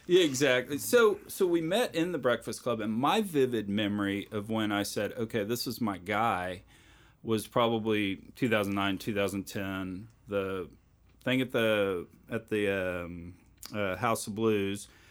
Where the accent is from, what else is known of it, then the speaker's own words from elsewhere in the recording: Richmond, Texas, United States; moved away as an adult; now in Houston, United States; I grew up out in Richmond